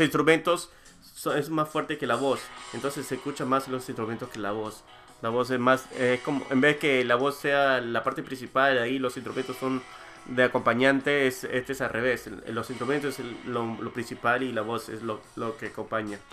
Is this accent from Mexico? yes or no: no; Peru; moved away; yo crecí en el Perú, me, desarrollé, estudié, primaria, secundaria, universidad